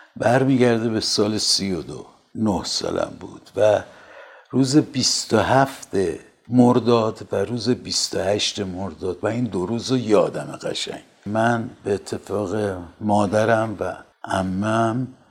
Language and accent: Persian; Tehran, Tehran Province, Iran; من در تاریخ دوم بهمن 1323 در تهران متولد شدم